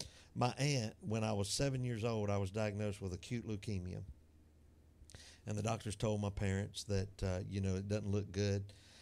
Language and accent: English; Atmore, Alabama, United States; growing up in Atmore, Alabama